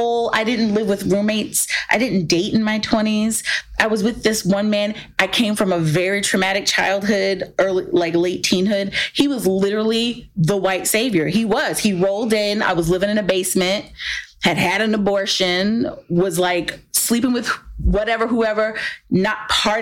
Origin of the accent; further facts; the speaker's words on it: the South, United States; I grew up in the South